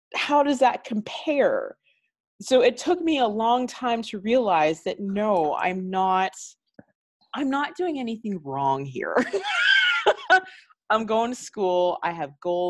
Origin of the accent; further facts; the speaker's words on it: Canada; I am Canadian, actually. I was born here. My family is Antiguan.